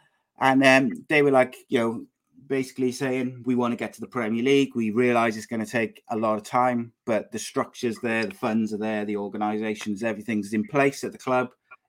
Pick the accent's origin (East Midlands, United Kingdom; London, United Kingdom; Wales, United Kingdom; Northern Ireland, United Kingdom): Wales, United Kingdom; Look, I as a Welsh football fan, and you won't hear me say this very often